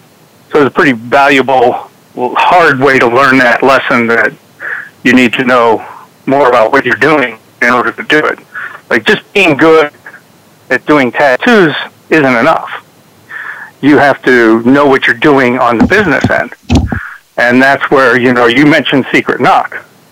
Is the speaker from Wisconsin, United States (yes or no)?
no; Trenton, Michigan, United States; born there; I was born just in Trenton, Michigan, just outside of Detroit. My family's from Pennsylvania